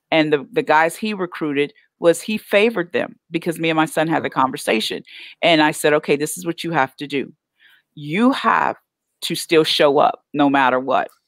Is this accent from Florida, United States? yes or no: no; Oklahoma, United States; I'm okay, so I'm from Oklahoma, but these Texas football players is about it